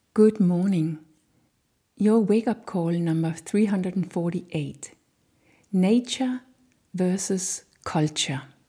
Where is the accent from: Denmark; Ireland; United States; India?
Denmark; I have a Danish culture inside of me